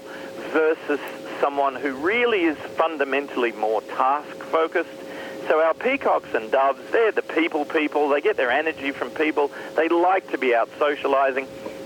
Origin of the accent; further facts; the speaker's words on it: Australia; my home country of Australia